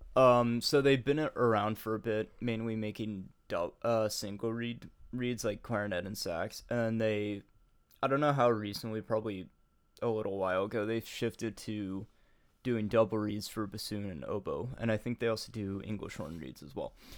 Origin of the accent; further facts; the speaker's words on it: United States; I'm an American